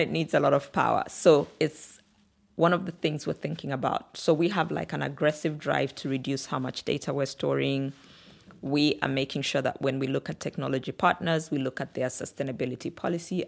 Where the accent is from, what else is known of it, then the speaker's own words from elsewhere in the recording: Kitwe, Copperbelt Province, Zambia; also born or lived in Samfya / Luanshya / Lusaka; we moved to a slightly bigger town called Kitwe in the Copper Belt region of Zambia